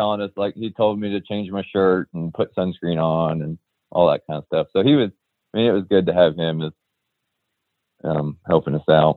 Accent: Ohio, United States; we're all three from Ohio

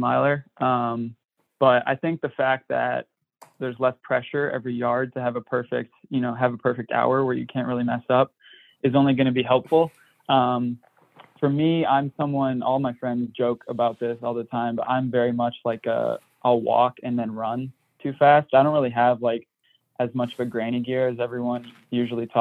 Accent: Michigan, United States; I'm from Michigan and I played high school soccer in the snow

